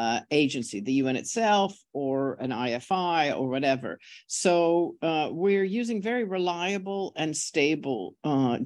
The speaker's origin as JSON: {"language": "English", "town": "San Francisco", "region": "California", "country": "United States", "said": "I'm from San Francisco"}